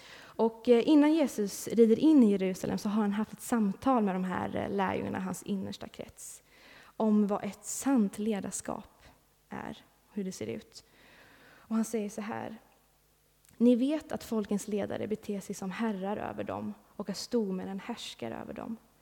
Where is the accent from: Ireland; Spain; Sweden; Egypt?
Sweden; moved away; jag bor inte här just nu, men jag har bott här, jag är uppvuxen här i Backa